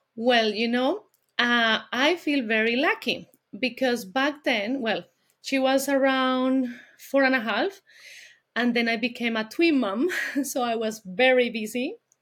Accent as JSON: {"language": "English", "country": "Colombia", "also_born_or_lived": "Bogota, Colombia", "second_language": "English", "moved": "as an adult", "lives_now": "London, United Kingdom", "said": "I'm from Colombia. I'm originally from Colombia."}